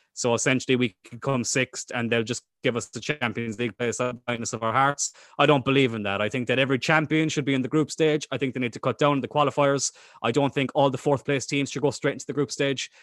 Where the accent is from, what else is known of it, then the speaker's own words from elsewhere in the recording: Cork, Munster, Ireland; we're from Cork.